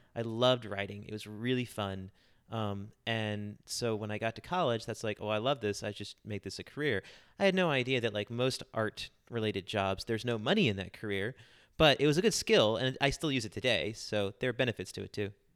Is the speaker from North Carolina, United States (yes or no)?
yes; Charlotte, North Carolina, United States; I'm from Charlotte, North Carolina, pretty much my whole life.